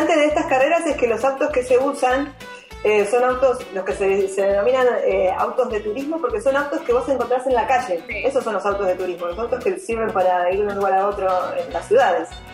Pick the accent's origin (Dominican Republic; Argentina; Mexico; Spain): Argentina; somos patriotas argentinos